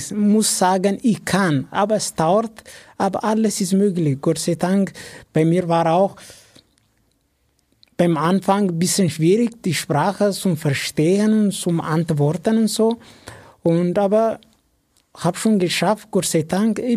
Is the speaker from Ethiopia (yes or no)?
yes; Ethiopia; German is a second language; Ja, bei uns in Äthiopien, zum Beispiel in meinem Dorf, das ist normal das ist ein normaler Job.